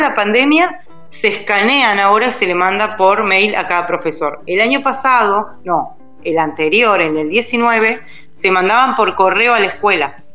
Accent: Neuquén, Argentina; now in Buenos Aires, Argentina; nosotros como somos de Neuquén, era, en realidad la primaria era hasta séptimo y cuando la inscribimos en Buenos Aires cambia.

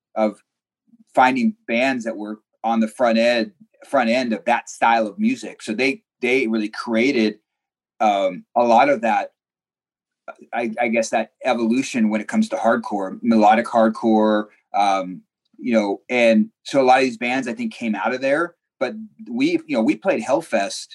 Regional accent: Seattle, Washington, United States; what we grew up with in Seattle

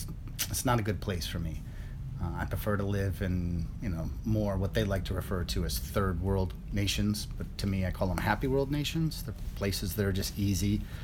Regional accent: upstate New York, United States; moved away as an adult; also born or lived in Pai, Thailand; now in Thailand; Originally, I grew up outside of New York, in what they call upstate New York. And we had 14 acres.

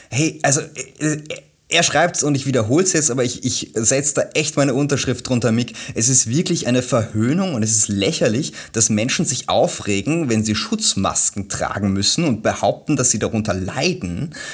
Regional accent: Germany; also ich bin ja Deutscher, ich muss immer sagen

